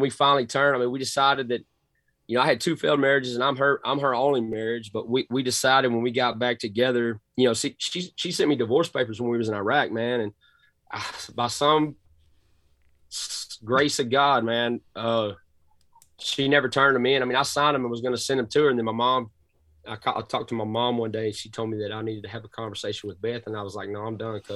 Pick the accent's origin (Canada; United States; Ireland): United States; Cass County, Northeast Texas; accent: thick Southern drawl; I'm from Texas, man. Born and raised in Northeast Texas, Cass County